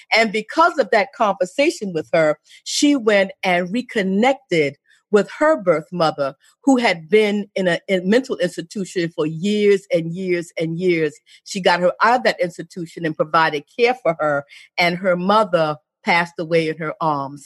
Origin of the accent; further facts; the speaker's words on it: South Carolina, United States; accent: Geechee; I'm a Geechee from South Carolina